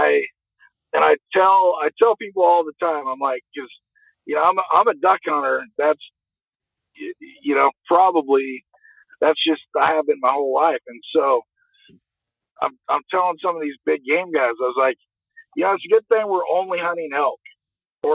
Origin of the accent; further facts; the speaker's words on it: the West, United States; I come from the West, where there's scenery everywhere. I mean, mountains and trees and rivers